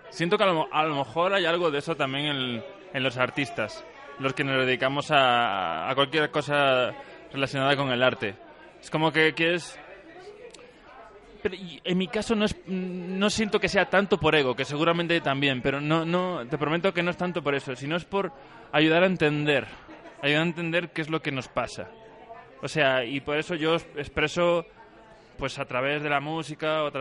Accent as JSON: {"language": "Spanish", "region": "Guanajuato", "country": "Mexico", "said": "Que soy de Guanajuato, ojo."}